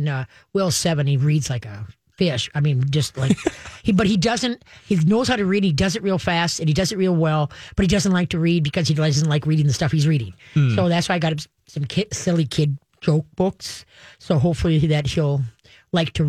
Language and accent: English; Duluth, Minnesota, United States; I was adopted and when I was a year and a half, I was born up in Duluth.